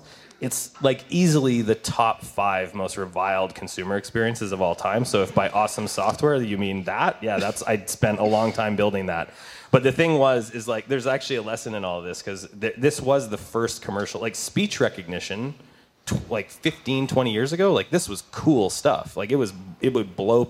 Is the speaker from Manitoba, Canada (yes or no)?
yes; Manitoba, Canada; moved away as an adult; I'm from Manitoba. I've been here like 17 years, but I went to school out there.